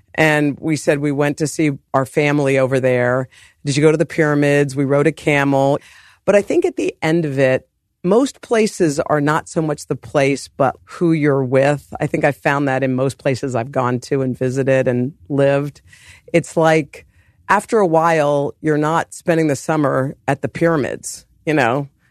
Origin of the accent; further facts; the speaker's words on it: Morgantown, West Virginia, United States; moved away; also born or lived in Oklahoma / New Orleans; we grew up in Morgantown. We moved to Virginia